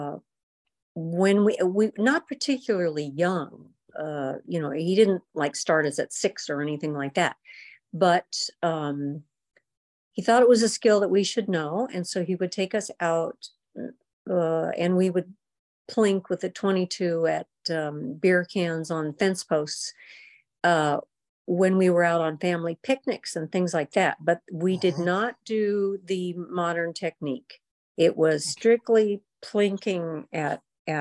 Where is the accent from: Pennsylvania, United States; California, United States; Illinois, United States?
California, United States; Big Bear Lake; when I was growing up in Big Bear